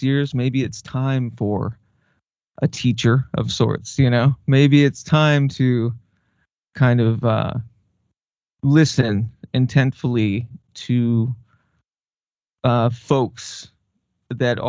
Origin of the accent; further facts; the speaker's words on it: Southwest, United States; when I was a kid, I grew up in the Southwest, mainly with my mother.